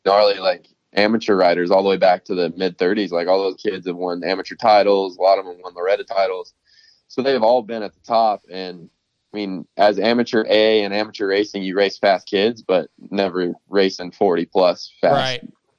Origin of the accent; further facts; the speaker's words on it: Boise, Idaho, United States; moved away; also born or lived in California; I'm born and raised in Boise, Idaho